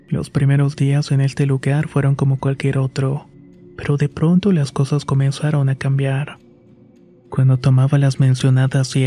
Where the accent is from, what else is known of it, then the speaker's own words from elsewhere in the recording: Misiones, Argentina; now in Buenos Aires, Argentina; Soy originaria de Argentina y actualmente vivo en Buenos Aires, aunque mi provincia natal es Misiones. Fue ahí donde crecí y tuve al principio una buena infancia.